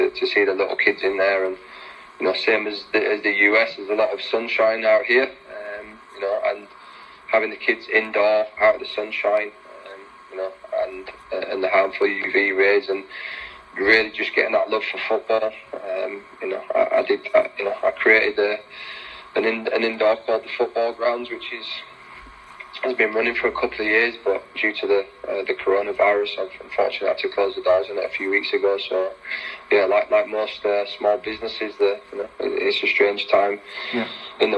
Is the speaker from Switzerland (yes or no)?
no; Leeds, Yorkshire and the Humber, United Kingdom; also born or lived in Sheffield; I was from Leeds. I left Leeds at 16 and I moved to Sheffield.